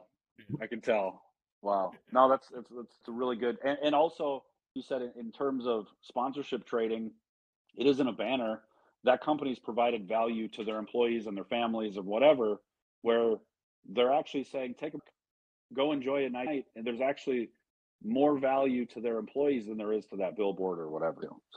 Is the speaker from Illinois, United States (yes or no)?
yes; DeKalb County, Illinois, United States; now in Savannah, United States; Well, no, I'm from DeKalb County, Illinois. I might live in Savannah, Georgia.